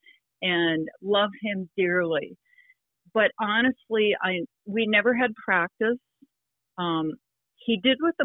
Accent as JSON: {"language": "English", "town": "Sioux Falls", "region": "South Dakota", "country": "United States", "tie": "born or raised there", "said": "my older sister, Carol, took lessons from John Simcoe at Menlo Park in Sioux Falls"}